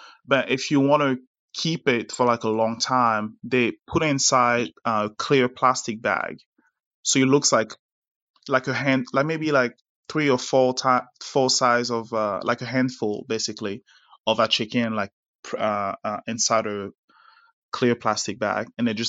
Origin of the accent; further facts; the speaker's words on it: Abidjan, Côte d’Ivoire; born there; because I was born in Abidjan. I was born in Côte d'Ivoire.